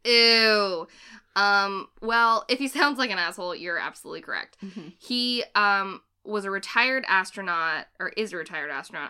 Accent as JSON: {"language": "English", "town": "Framingham", "region": "Massachusetts", "country": "United States", "tie": "born or raised there", "said": "I'm from Framingham, which I've said before, Framingham, Massachusetts, and my hometown has a special fascination with astronauts"}